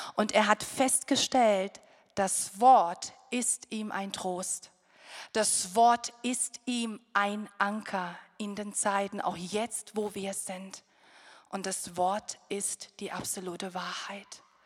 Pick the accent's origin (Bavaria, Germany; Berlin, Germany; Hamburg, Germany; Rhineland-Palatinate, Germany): Rhineland-Palatinate, Germany; Wir kommen aus der Pfalz